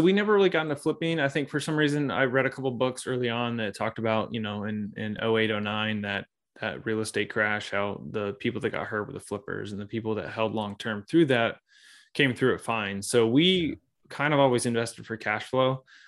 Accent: Springfield, Missouri, United States; I grew up here in the Midwest. So I'm in Missouri, um, Springfield, Missouri to be exact.

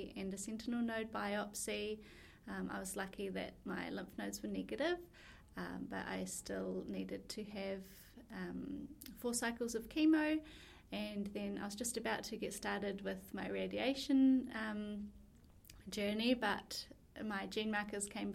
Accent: New Zealand; moved away as an adult; now in Melbourne, Australia; I'm from New Zealand originally, but I've been living in Melbourne for the past 2.5 years.

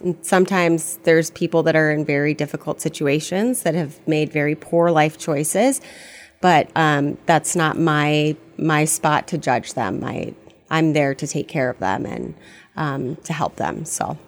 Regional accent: Fairbanks, Alaska, United States; moved away as an adult; also born or lived in Fargo-Moorhead area / Bemidji; now in Fargo-Moorhead, United States; originally, I'm from Fairbanks, Alaska

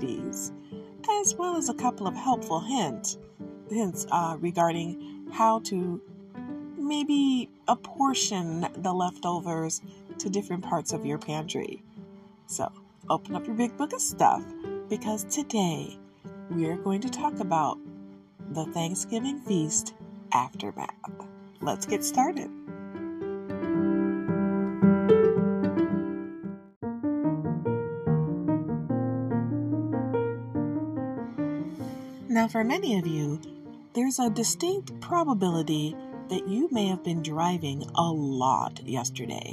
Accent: Detroit, Michigan, United States; now in Michigan, United States; I was born in Hutzel Hospital. My mother was born in Detroit. I grew up there

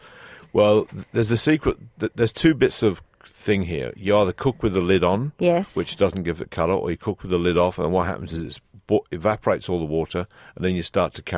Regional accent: England, United Kingdom; moved away; Being English

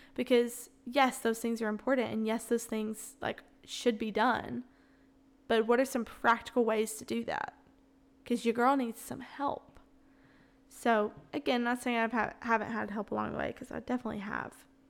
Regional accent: the South, United States; accent: Southern; also born or lived in Florence, Alabama; I'm born and raised in the South

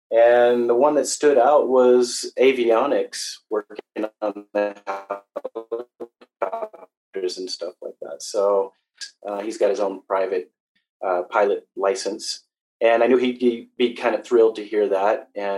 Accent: Central Valley, San Joaquin, California, United States; moved away as an adult; I grew up in a small farming town in Central California.

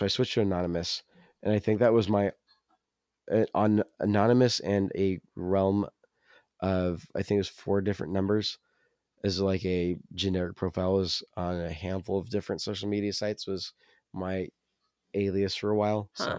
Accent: the South, United States; accent: Southern; My Southern accent is apparently very

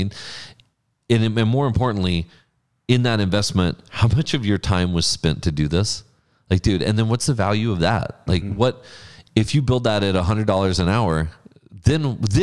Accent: Mercedes, Texas, United States; growing up in Mercedes

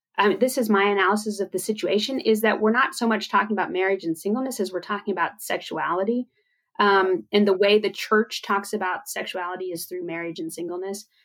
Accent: United States; as an American evangelical

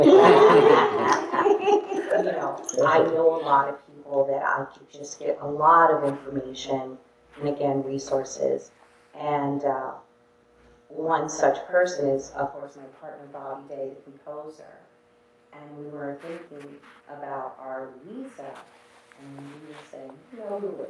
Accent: New York City, New York, United States; we're from, you know, New York City, New York City, but our family is from Lake Charles

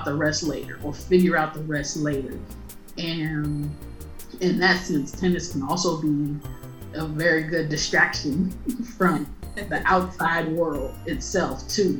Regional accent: Chicago, Illinois, United States; I'm Black from Chicago

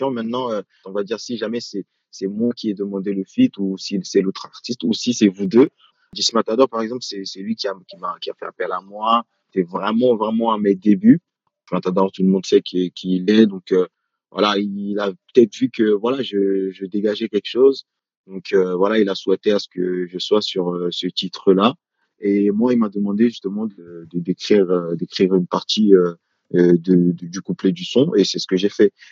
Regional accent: France; moi je dirais aujourd'hui afro-français sachant que voilà, euh, je suis français, j'essaie justement de, mélanger ces deux côtés-là.

